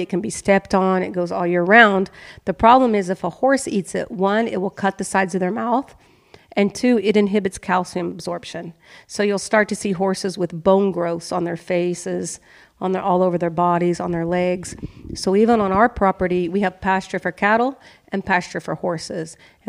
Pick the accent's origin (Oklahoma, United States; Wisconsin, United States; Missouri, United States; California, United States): Oklahoma, United States; moved away; me growing up in Oklahoma